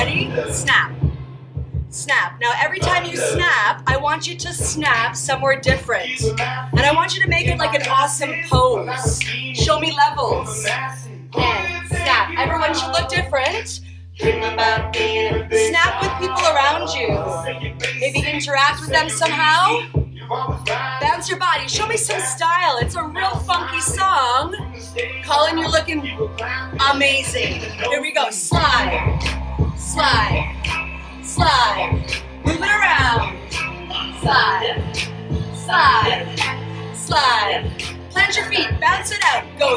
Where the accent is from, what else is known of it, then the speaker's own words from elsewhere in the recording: Canada; from Canada